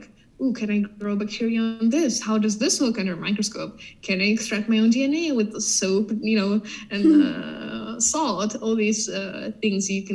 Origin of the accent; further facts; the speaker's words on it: Ukraine; I'm from Ukraine